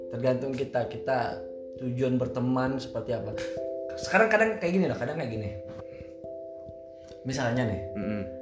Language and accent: Indonesian; West Java, Indonesia; now in Jordan; jadi kalau misalnya nih uh, eh, gue orang Sunda bro